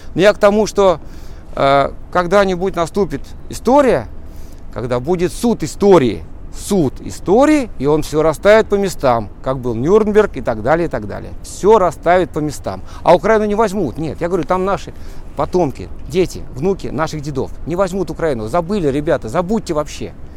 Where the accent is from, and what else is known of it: Russia